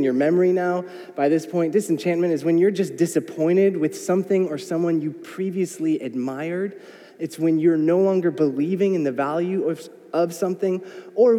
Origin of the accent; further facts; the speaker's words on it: United States; I am an American